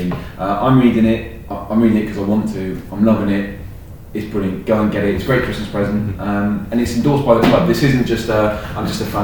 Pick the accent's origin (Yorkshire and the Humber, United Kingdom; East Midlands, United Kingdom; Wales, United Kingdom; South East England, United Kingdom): Wales, United Kingdom; Cardiff; Like, I'm from Cardiff.